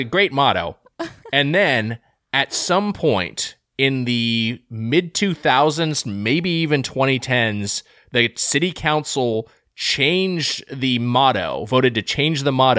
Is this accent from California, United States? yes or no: yes; Lakewood, California, United States; my hometown of Lakewood, California, home of the Lakewood Center Mall.